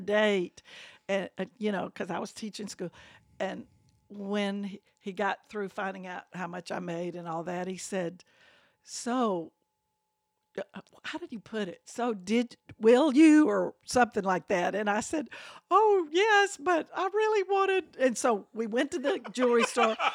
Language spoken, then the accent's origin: English; Birmingham, Alabama, United States; I grew up in that house